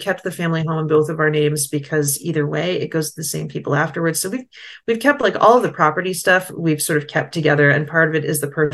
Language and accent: English; United States; now in France; I am American, but I'm not rich